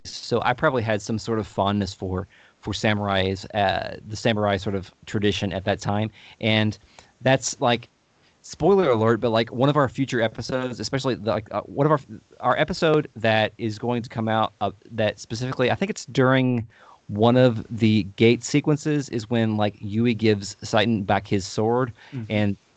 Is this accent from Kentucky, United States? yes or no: yes; Louisville, Kentucky, United States; we are from Louisville, Kentucky, but we pronounce Louisville. So we tend to like our accents tend to like, we're not like the traditional Southern accent. We just kind of just mush our words together.